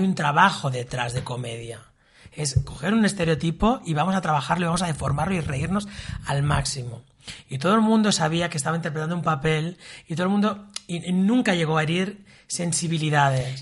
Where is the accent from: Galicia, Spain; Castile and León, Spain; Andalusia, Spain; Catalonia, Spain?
Catalonia, Spain; Sabadell; Yo tengo una familia de origen andaluz y extremeño, y mis nací en Sabadell